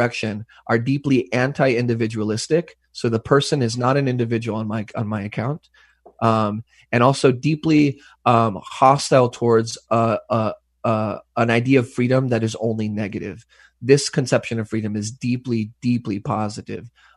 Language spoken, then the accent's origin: English; West Texas, United States; now in Vancouver, Canada; I grew up in West Texas that was racially segregated up until like the 80s